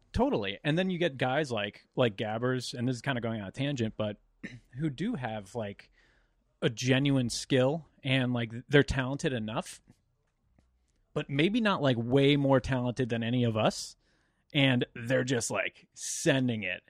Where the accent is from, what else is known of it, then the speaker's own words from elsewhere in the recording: Central Connecticut, United States; I'm from Central Connecticut